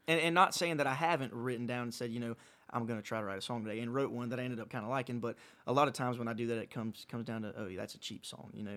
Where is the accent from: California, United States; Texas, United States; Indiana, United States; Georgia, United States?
Georgia, United States; Pooler; Wild Wing Cafe in my hometown in Pooler